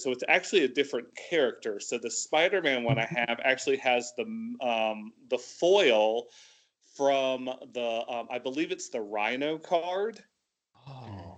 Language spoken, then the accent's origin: English; Tallahassee, Florida, United States; moved away as an adult; also born or lived in Atlanta, Georgia; now in Lebanon; originally from Tallahassee, Florida, so North Florida